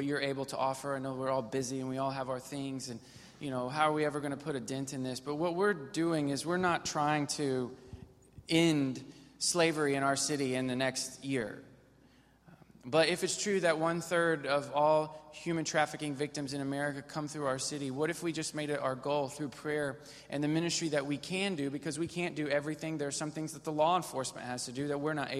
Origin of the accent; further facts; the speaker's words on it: Missouri, United States; now in Texas, United States; I grew up in Missouri, and Missouri, we're not as sophisticated